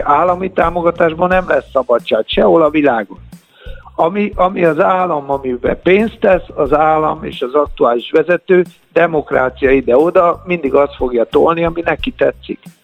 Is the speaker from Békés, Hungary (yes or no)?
no; Budapest, Hungary; Hát a nyolcadik kerületben nőttem föl